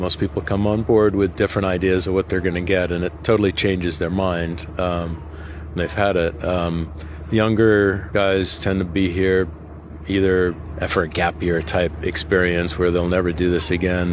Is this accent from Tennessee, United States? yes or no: no; Boston, Massachusetts, United States; I come from Boston, Massachusetts in the U.S.